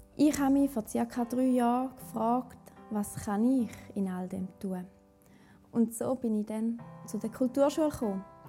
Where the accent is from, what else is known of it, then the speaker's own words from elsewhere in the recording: Switzerland; bei uns in der Schweiz